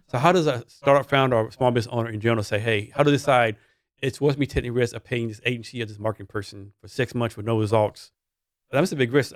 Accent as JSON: {"language": "English", "region": "Texas", "country": "United States", "said": "I'm from Texas"}